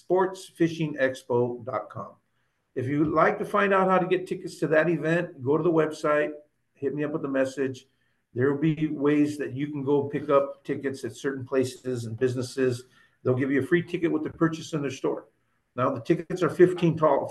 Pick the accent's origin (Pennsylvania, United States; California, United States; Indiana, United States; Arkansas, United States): California, United States; Oxnard; I grew up on Hemlock Street in Oxnard